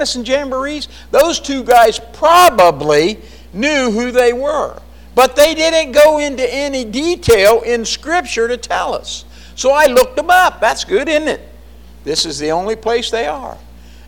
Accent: Jamestown, United States; I grew up in a little dinky Jamestown.

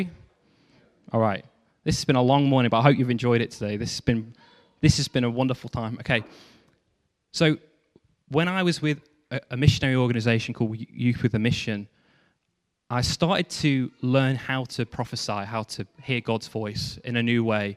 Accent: Stafford, West Midlands, United Kingdom; moved away; I came back to my hometown, Stafford

